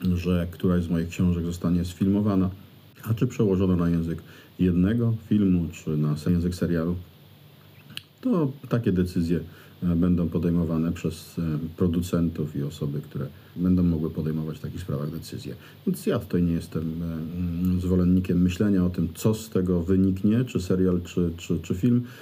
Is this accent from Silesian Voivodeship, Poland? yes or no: no; Greater Poland, Poland; Wielkopolska to jest przecież teren, na którym się wychowałem, na którym żyję